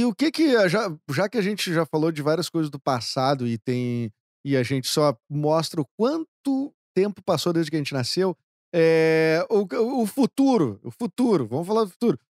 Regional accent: Porto Alegre, Rio Grande do Sul, Brazil; accent: porto-alegrense; eu já tenho um sotaque mais porto-alegrense

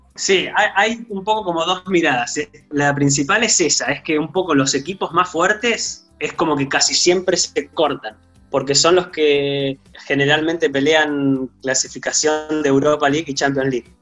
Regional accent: Trelew, Chubut, Argentina; now in Chile; Yo soy del sur, yo soy de Trelew

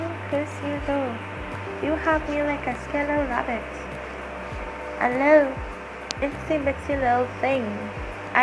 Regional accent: Trinidad & Tobago

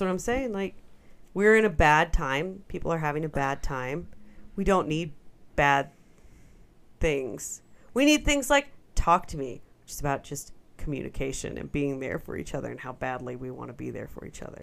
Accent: United States; I'm American

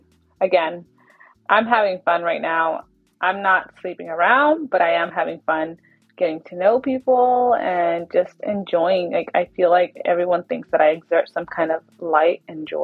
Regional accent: Dinuba, California, United States; moved away; Dinuba, where that's my hometown, when I go back home to visit my mom

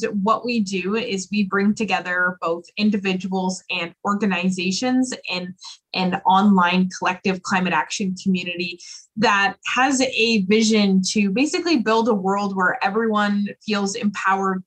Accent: Oakville, Ontario, Canada; also born or lived in Peterborough, Ontario; I was born and raised in Oakville, Ontario, and I moved to Peterborough, Ontario when I was about 18 years old

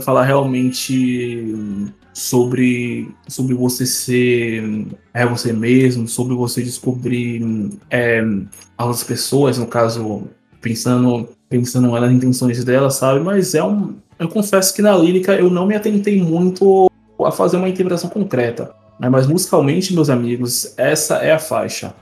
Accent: Brazil; nós, como brasileiros

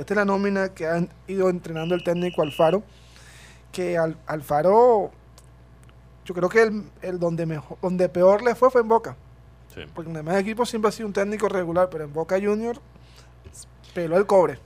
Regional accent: Colombia; nosotros los como colombianos

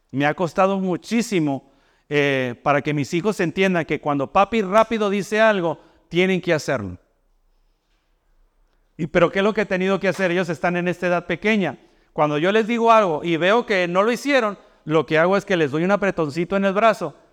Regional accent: Mexico; now in United States; Yo vengo de México, donde allá no existe eso del comedor escolar.

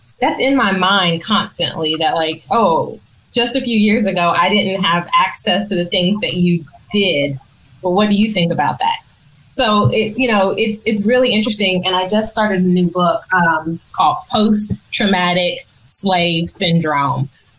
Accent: Nashville, Tennessee, United States; I'm from Nashville

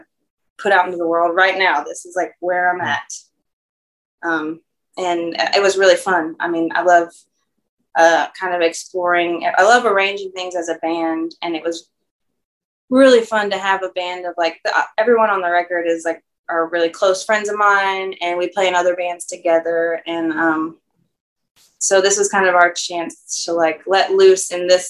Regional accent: North Carolina, United States; moved away as an adult; now in Louisiana, United States; I didn't grow up speaking French I'm from North Carolina originally and came here in 2006

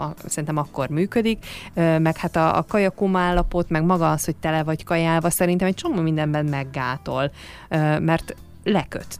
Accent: Hungary; most nyilván magyarok vagyunk

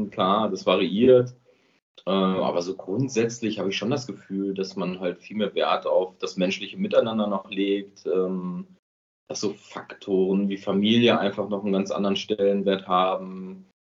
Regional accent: North Rhine-Westphalia, Germany; now in Switzerland; Also ich sage mal so, wenn, wenn jemand auch hier aus der Nord- oder Ostschweiz äh, bei uns in Lippe, Lippisch platt hören würde

